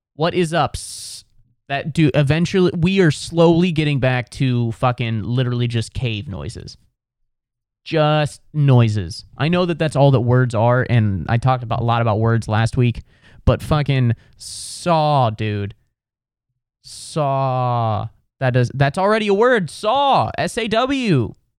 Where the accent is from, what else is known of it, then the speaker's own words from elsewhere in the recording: Ohio, United States; I'm from Ohio